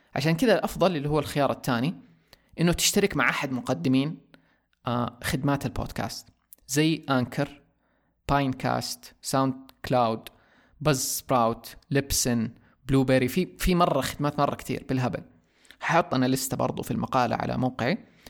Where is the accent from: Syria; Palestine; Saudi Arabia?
Saudi Arabia; عندنا في السعوديه